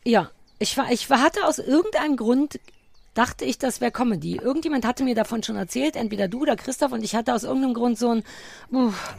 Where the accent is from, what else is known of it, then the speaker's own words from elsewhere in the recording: East Germany, Germany; für mich als Ossi